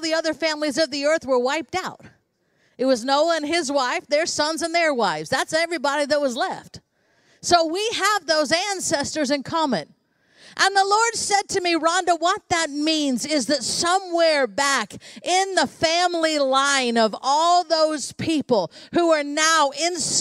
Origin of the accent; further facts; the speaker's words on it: United States; I was born in the United States of America